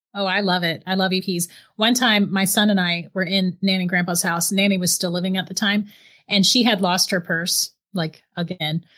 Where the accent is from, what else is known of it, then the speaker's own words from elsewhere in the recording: St. Augustine, Florida, United States; I'm actually from Saint Augustine, Florida